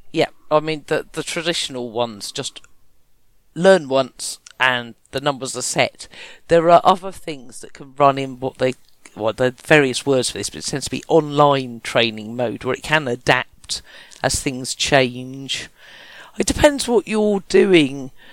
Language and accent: English; Kent, South East England, United Kingdom; I was from Kent